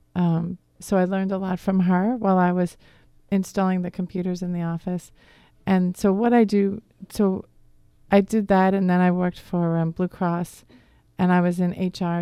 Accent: Wayne, Pennsylvania, United States; accent: Boston; moved away as an adult; also born or lived in Massachusetts; I grew up in the Philadelphia area. I um, lived in Wayne, and I went to Archbishop Carroll over in Radnor

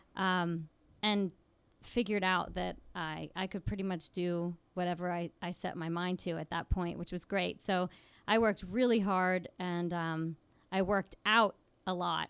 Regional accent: Williamsport, Pennsylvania, United States; I grew up in Williamsport, which is a relatively small town in central Pennsylvania, north of State College

